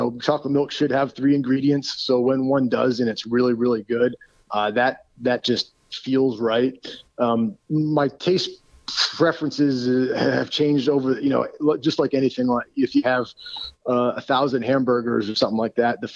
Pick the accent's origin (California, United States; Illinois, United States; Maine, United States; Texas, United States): Maine, United States; Southern; moved away; also born or lived in Philadelphia / Kansas City; I grew up in Southern Maine